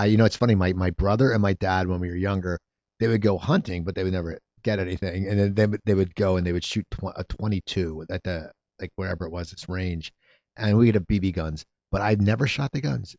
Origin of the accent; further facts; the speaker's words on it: near Philadelphia, Pennsylvania, United States; now in Los Angeles, United States; I grew up near Philadelphia